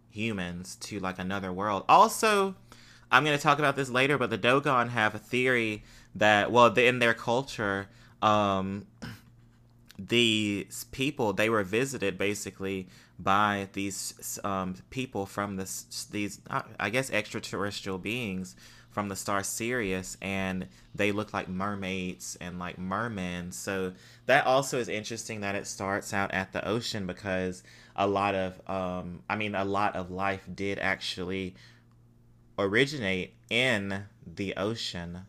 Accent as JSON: {"language": "English", "country": "United States", "tie": "born or raised there", "said": "what we grew up with in the United States as far as Christianity"}